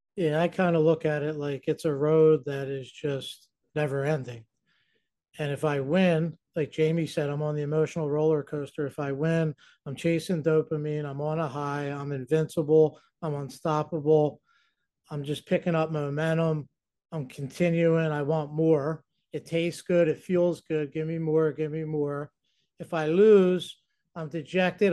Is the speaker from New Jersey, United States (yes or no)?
yes; New Jersey, United States; I'm from New Jersey